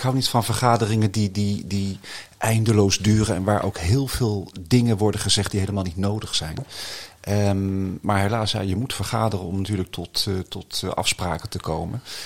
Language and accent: Dutch; The Hague, South Holland, Netherlands; also born or lived in Barcelona, Spain; ik ben opgegroeid in Den Haag, in het Statenkwartier